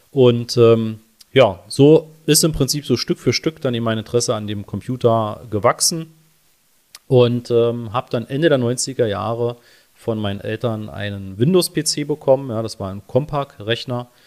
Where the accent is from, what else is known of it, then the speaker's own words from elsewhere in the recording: Berlin, Germany; born there; Ja, wir sind beide gebürtige Berliner, leben auch beide noch in Berlin, beziehungsweise wir leben beide am Stadtrand.